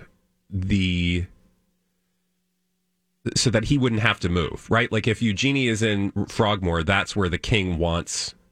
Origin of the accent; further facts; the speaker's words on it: United Kingdom; as British people